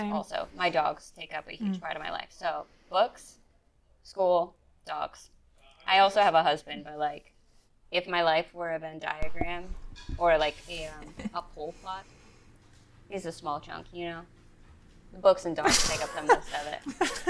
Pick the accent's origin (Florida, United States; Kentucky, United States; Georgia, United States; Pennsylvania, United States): Pennsylvania, United States; moved away as an adult; now in San Diego, United States; I live in San Diego currently. I've been here for about a year. I'm originally from Pennsylvania, but I was in the military, so I've been all over the place, both within the United States and I've been a few places internationally as well.